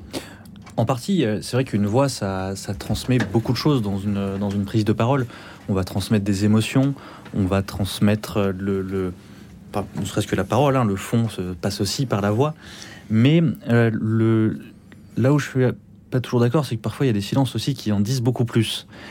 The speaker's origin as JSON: {"language": "French", "region": "Pyrenees", "country": "France", "said": "je viens aussi un peu des Pyrénées"}